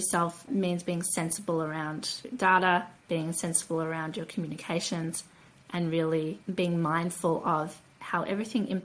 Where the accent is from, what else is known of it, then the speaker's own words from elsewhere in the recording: Australia; I come from Australia. Australia